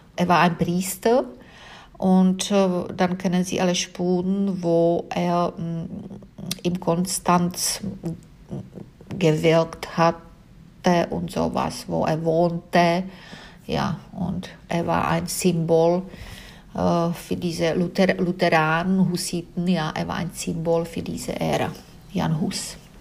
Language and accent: German; South Bohemian Region, Czechia; German is a second language; moved away as an adult; now in Munich, Germany; Ich stamme aus Südbämen und es ist nicht weit äh, von äh, den tschechischen Grenzen